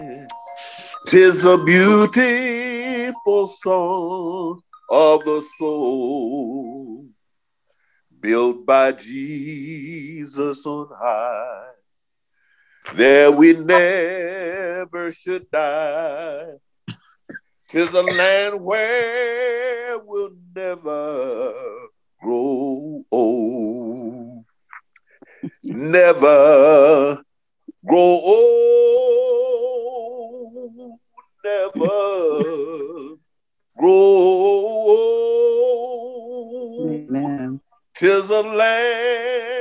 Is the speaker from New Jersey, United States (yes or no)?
no; Chicago, Illinois, United States; I'm one of them crazy West Side boys from Chicago